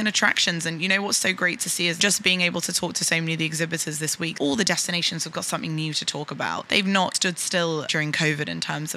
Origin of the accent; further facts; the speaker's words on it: London, United Kingdom; my hometown in London